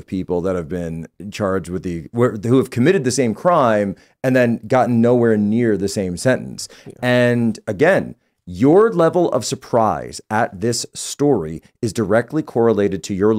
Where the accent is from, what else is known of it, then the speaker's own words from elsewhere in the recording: Canada; The future seems bleak to me as a Canadian.